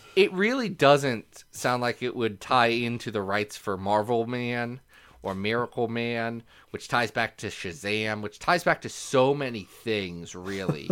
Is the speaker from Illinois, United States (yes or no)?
no; Ohio, United States; I'm just from Ohio